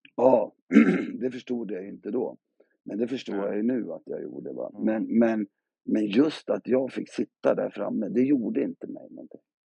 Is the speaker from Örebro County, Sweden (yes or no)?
no; Gävle, Gävleborg County, Sweden; jag är uppväxt i, i Gävle på Brynäs